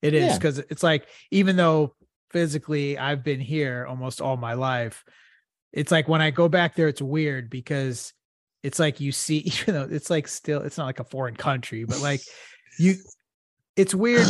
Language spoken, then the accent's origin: English; Houston, Texas, United States; also born or lived in Omaha, Nebraska; I was born in Houston, but my roots are Omaha. Like, that's where my family's from. They moved here like when my mom was pregnant with me. My mom and dad moved here from Omaha. I've got a lot of family up there.